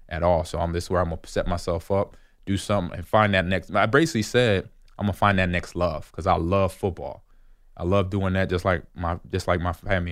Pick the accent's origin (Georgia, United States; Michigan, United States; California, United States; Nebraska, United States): Nebraska, United States; Omaha; I got to play in my hometown. It was, I played for the Omaha Nighthawks